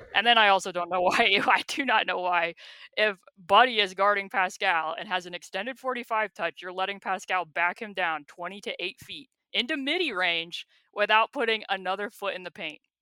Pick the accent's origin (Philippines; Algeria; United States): United States; an American who thinks that the world revolves around my country